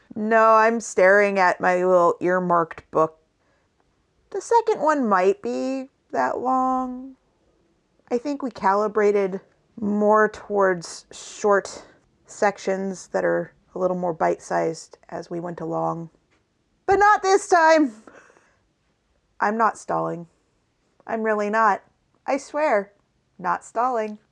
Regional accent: western Washington and/or Oregon, Pacific Northwest, United States; we both hail from the wet part of the Pacific Northwest, which is the western part of Washington and or Oregon.

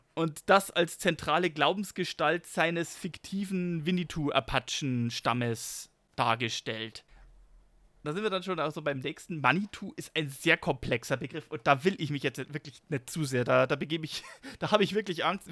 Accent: Germany; bei uns in Deutschland

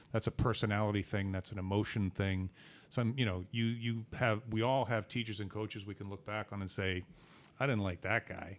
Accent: Boston, Massachusetts, United States; I'm from Boston

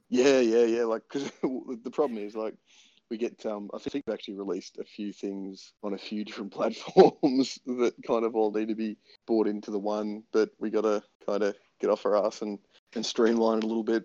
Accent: Tasmania, Australia; I'm from Tasmania.

